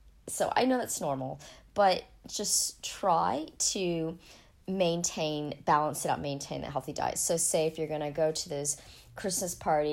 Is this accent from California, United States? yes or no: no; Ohio, United States; born there; also born or lived in Colorado; I was born in Ohio. It was actually quite cold there in winter